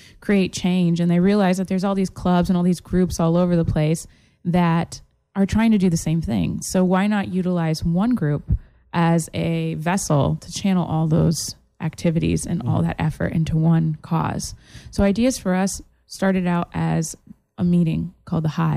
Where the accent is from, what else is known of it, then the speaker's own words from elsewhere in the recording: Massachusetts, United States; also born or lived in South Italy; now in Florida, United States; I'm originally from Massachusetts.